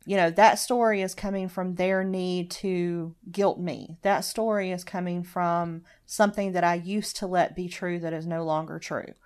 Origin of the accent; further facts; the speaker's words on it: Deep South, United States; growing up in the Deep South